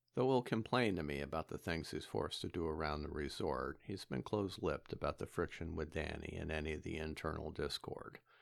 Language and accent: English; Midwest, United States; now in Wisconsin, United States; I'm a Midwesterner